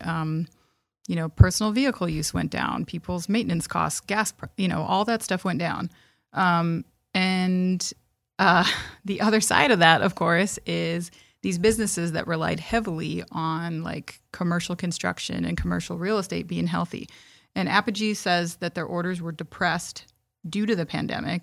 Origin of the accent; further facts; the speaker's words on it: Midwest, United States; we're from the Midwest and we drive in ice and snow and we're used to it.